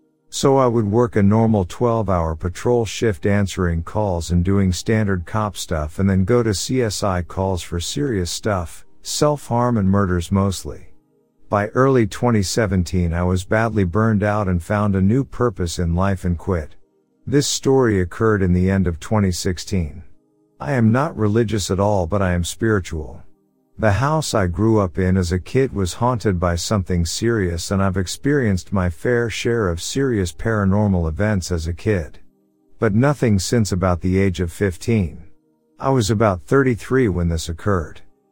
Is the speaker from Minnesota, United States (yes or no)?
no; Sacramento, California, United States; A little backstory, I'm from Northern California, Sacramento area. All my life I wanted to be a cop.